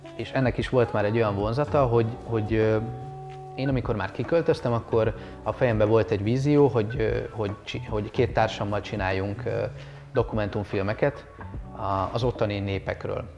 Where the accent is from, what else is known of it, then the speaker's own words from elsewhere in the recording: Hungary; also born or lived in Bali, Indonesia; milyen magyarként élni